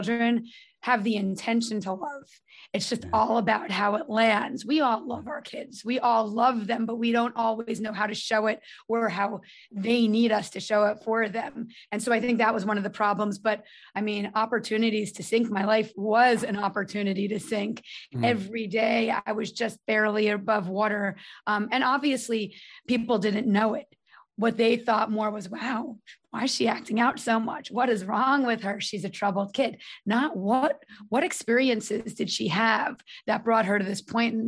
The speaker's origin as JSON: {"language": "English", "town": "North Brunswick", "region": "New Jersey", "country": "United States", "tie": "born or raised there", "also_born_or_lived": "Manhattan, New York", "said": "I'm from North Brunswick area."}